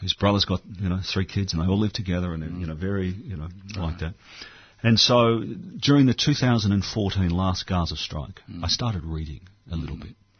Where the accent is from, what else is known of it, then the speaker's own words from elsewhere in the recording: Australia; I'm from Australia